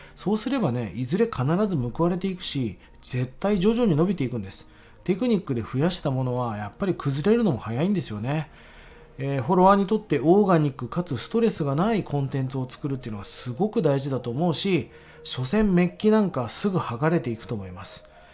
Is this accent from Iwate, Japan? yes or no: no; Fukuoka, Japan; moved away; 福岡に行きまして実家の方に帰りまして